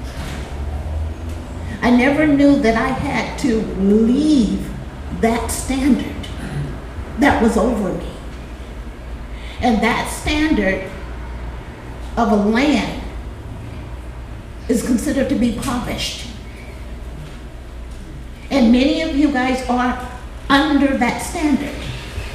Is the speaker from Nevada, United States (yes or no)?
no; Los Angeles, California, United States; I grew up in South Central